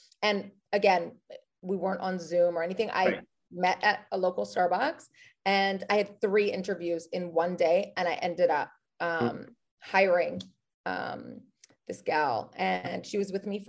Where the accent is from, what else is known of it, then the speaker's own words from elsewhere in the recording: Canada; moved away as an adult; also born or lived in New York City, United States / Los Angeles, United States; now in Kelowna, Canada; And I'm Canadian.